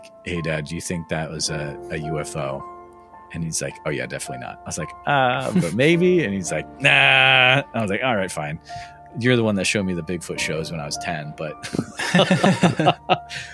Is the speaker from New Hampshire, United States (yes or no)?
no; Northfield, Massachusetts, United States; So I grew up in Western Massachusetts, small town called Northfield